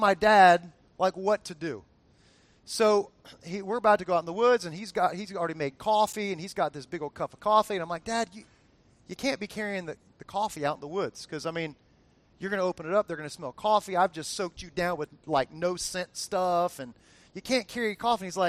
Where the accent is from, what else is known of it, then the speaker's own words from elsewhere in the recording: South Florida, United States; that I grew up with in South Florida